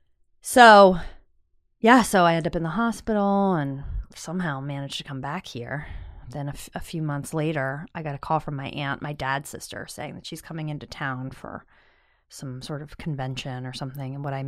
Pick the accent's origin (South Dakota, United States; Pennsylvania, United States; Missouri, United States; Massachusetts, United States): Pennsylvania, United States